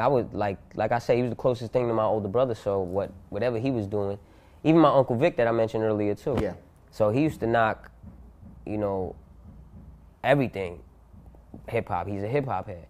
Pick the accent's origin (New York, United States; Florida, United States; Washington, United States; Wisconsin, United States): New York, United States; Yonkers; born and raised in Yonkers, New York, in the hood